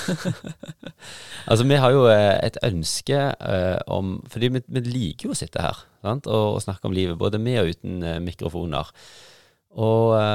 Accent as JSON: {"language": "Norwegian", "town": "Luster", "region": "Vestland", "country": "Norway", "tie": "born or raised there", "said": "i Luster, der vi kommer fra"}